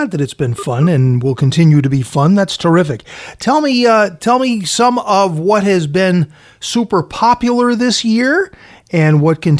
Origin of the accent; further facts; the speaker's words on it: Fall River, Massachusetts, United States; Being Portuguese from Fall River, my Portuguese grandparents owned a restaurant there for 30 years.